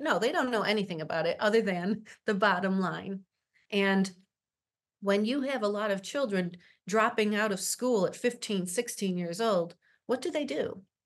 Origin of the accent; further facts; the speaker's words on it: Syracuse, New York, United States; I am from Syracuse, been, uh, born right up the street in the hospital here, and have worked in the central New York area my whole life